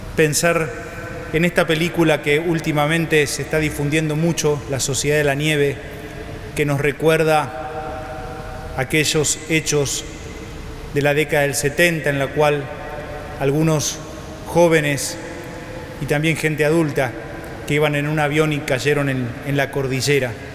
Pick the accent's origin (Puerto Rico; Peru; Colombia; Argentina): Argentina; como argentinos